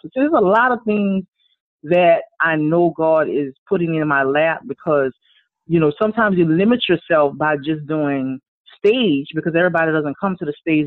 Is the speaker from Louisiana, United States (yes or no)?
yes; Louisiana, United States; Born and raised in Louisiana